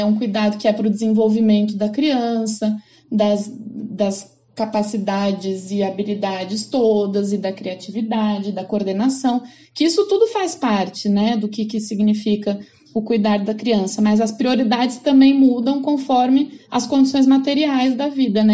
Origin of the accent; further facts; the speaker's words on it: São Paulo, Brazil; eu sou de São Paulo